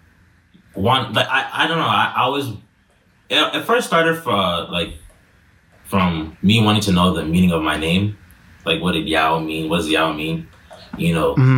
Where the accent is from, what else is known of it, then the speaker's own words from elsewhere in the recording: Connecticut, United States; I was born and raised in Connecticut in, you know, USA.